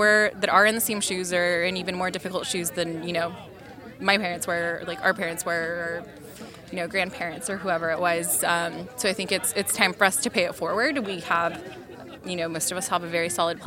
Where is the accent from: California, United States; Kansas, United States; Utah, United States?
California, United States; Concord; I'm originally from the East Bay in Concord